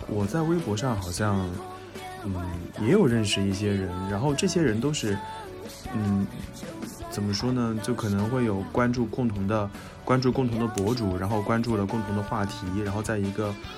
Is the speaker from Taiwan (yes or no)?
no; China; 只有我一个中国人